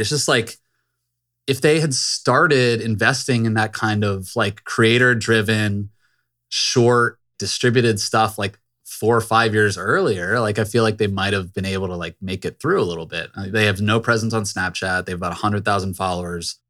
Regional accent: Virginia suburbs, United States; I grew up in the Virginia suburbs

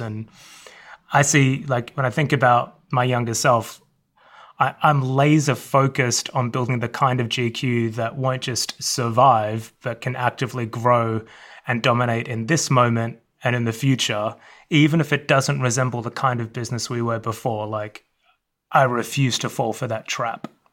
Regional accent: Melbourne, Victoria, Australia; moved away; I grew up in the suburbs of Melbourne, Australia

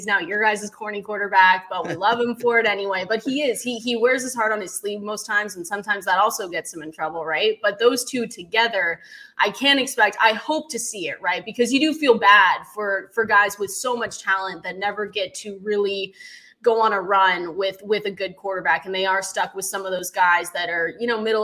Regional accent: Seattle, Washington, United States; I'm from Seattle

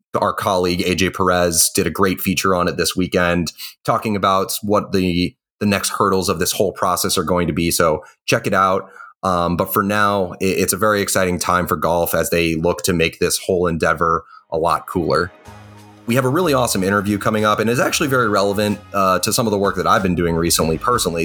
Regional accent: Boston, Massachusetts, United States; the region of New England and Boston, my hometown.

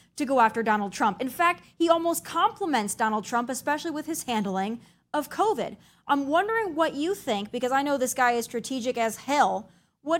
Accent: South Dakota, United States; moved away; I was born and raised in South Dakota

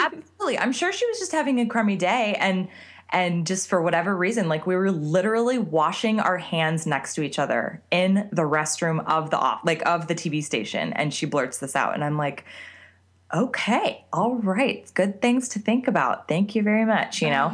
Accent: Scottsdale, Arizona, United States; moved away; I grew up in Scottsdale, Arizona

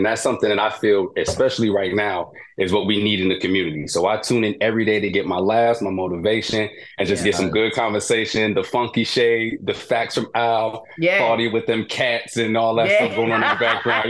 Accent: New York, United States; now in Maryland, United States; I'm originally from New York, but I live in the Maryland DMV area.

